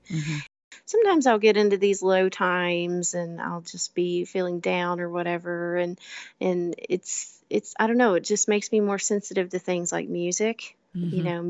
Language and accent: English; Kentucky, United States; I love growing up in Kentucky. I grew up on bluegrass. Everyone in my family played an instrument growing up.